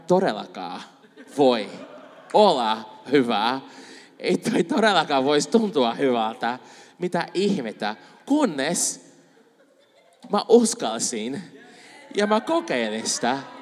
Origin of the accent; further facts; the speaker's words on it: Brazil; Finnish is a second language; now in Finland; mä oon Brasiliasta